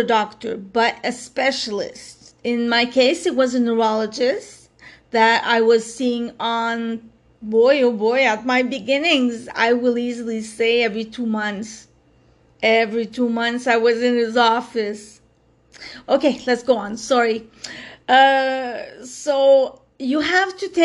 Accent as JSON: {"language": "English", "town": "Montreal", "region": "Quebec", "country": "Canada", "said": "I come from Montreal, Quebec, Canada. For those of you who don't know, that's where I'm from"}